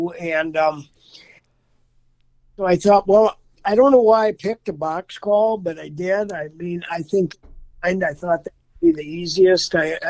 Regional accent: Durand, Wisconsin, United States; also born or lived in Hawaii; I'm in Durand, Wisconsin. I live about 10 miles from there now. I've actually been in the area all my life. I was in the 70s. I lived in Hawaii for a period of time. I was a commercial fisherman there and then moved back home shortly after.

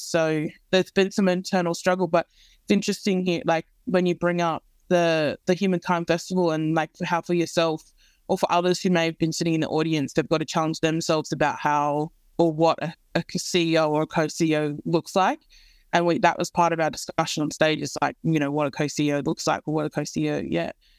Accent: Central West, New South Wales, Australia; I grew up in the Central West

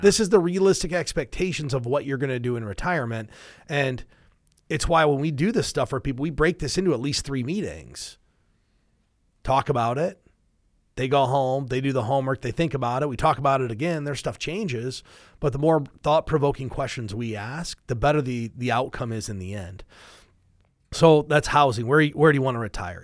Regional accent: Midwest, United States; we're from the Midwest, so we get cold winters

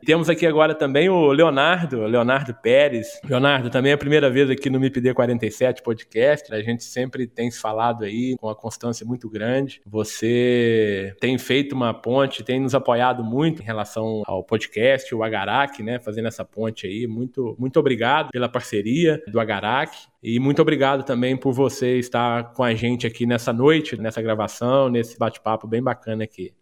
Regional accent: Minas Gerais, Brazil; como um bom mineiro

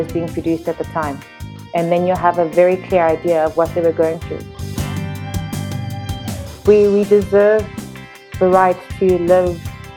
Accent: South Africa; also born or lived in Johannesburg, South Africa / Cape Town, South Africa; I'm from South Africa. I've lived here most of my life.

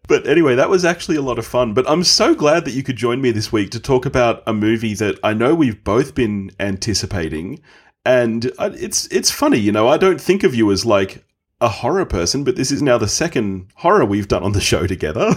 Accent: Australia; as an Aussie

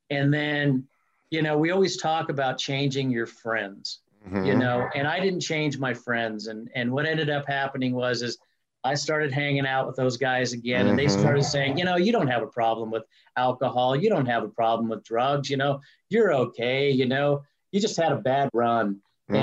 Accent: Greeley, Colorado, United States; I grew up in Greeley, Colorado

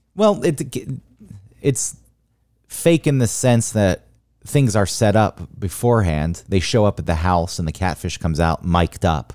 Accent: the South, United States; growing up in the South

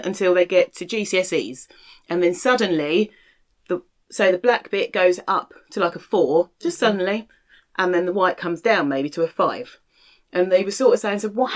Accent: London, United Kingdom; we lived in London and I grew up in London

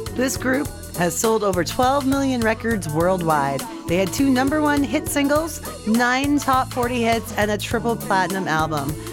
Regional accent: Edmonton, Alberta, Canada; right here in my hometown of Edmonton, Alberta.

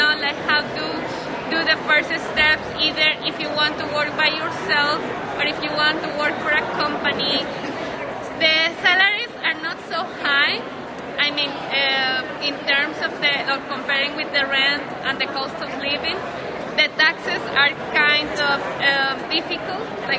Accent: Colombia; English is a second language; I come from Colombia.

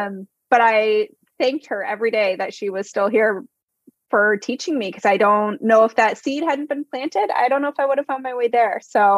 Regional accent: East Lansing, Michigan, United States; East Lansing. So right near the Capitol.

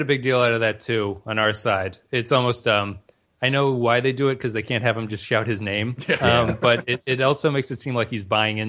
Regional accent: United States; as an American

